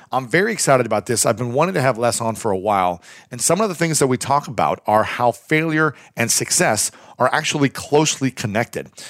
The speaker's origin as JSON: {"language": "English", "town": "Delaware", "region": "Ohio", "country": "United States", "tie": "born or raised there", "also_born_or_lived": "Columbus, Ohio", "moved": "yes", "said": "I grew up in Delaware, Ohio, lived in Columbus for many years"}